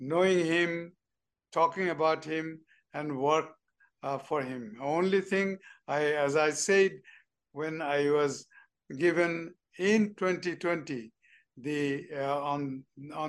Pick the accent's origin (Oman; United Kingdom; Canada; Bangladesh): Bangladesh; moved away as an adult; from Bangladesh, just a greenhorn diplomat